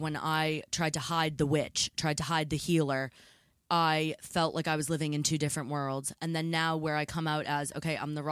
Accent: near Salem, Massachusetts, United States; now in England; growing up near Salem, Massachusetts

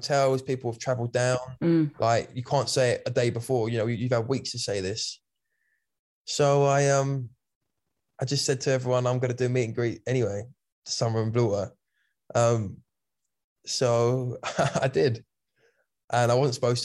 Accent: Kent, South East England, United Kingdom; I'm just from Kent

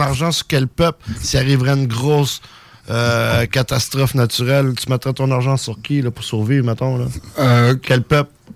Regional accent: Iqaluit, Nunavut, Canada; moved away; also born or lived in Longueuil; J'ai grandi à Iqaluit

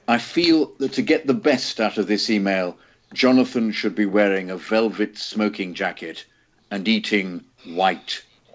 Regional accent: Westminster, London, United Kingdom; My background, I was born in Westminster, about 3.5 miles from Stamford Bridge, and lived in Pimlico

